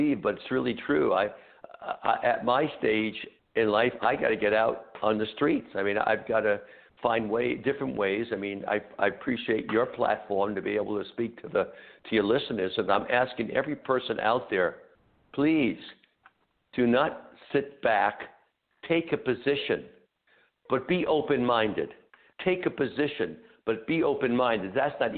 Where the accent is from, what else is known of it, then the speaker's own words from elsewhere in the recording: United States; we as American people